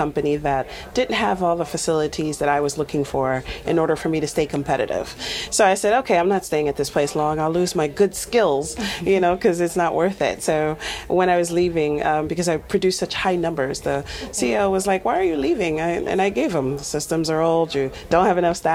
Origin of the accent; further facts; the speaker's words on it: Nigeria; now in United States; I was originally from Nigeria